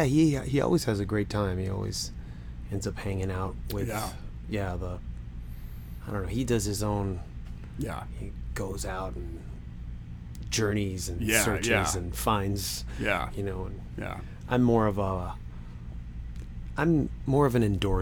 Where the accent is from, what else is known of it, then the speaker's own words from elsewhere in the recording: Canada; being Canadian